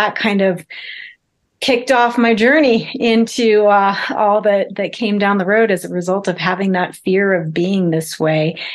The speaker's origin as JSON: {"language": "English", "region": "South Dakota", "country": "United States", "tie": "born or raised there", "said": "I was raised in South Dakota in a tiny little town of 2000, pre-internet"}